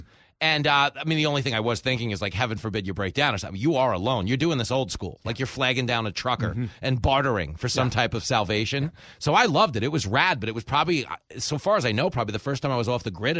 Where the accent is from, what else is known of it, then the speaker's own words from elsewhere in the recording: Long Island, New York, United States; Where I grew up on Long Island, we had Grumman. And they were building rockets